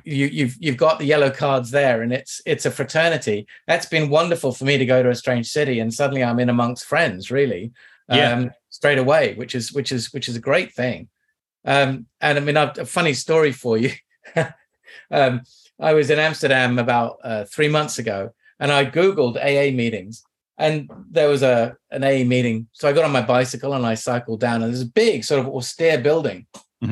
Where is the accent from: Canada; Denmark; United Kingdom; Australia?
United Kingdom; Kew, London; also born or lived in Kingston, London; I grew up in Kew, where everybody knows Kew Gardens